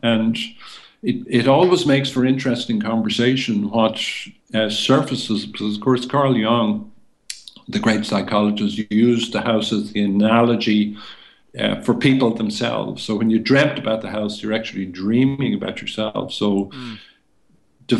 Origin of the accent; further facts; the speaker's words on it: Ireland; our essence as Irish people